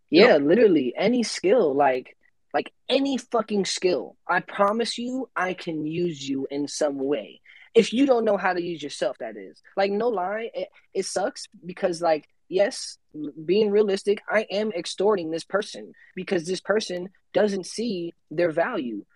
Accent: Tampa, Florida, United States; I'm from Tampa

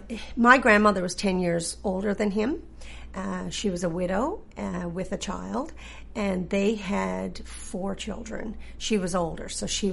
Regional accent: Green's Harbour, Newfoundland and Labrador, Canada; I did.

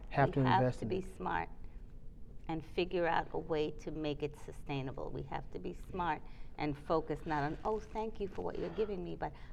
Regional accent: New York, United States; also born or lived in the islands; I mean, I grew up in New York, I grew up in the islands.

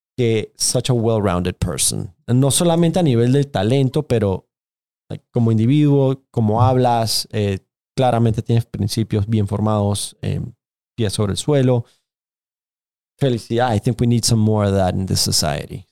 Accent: Panama; yo también crecí en nuestra comunidad en Panamá

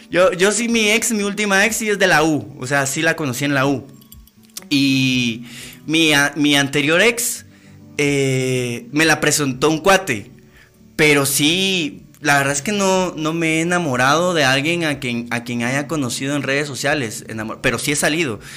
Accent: Guatemala; moved away; Yo ya me fui de Guatemala, ya me fui. Yo no vivo en Guatemala, amigos, yo no vivo en Guatemala.

